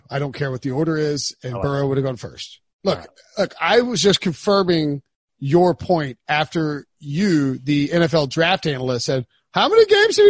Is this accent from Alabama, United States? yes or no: yes; Alabama, United States; even though I grew up in Alabama playing football as a kid